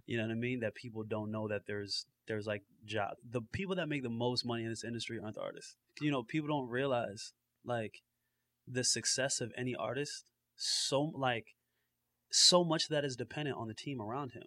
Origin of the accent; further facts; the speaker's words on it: New Jersey, United States; also born or lived in Florida; definitely like a North Jersey cat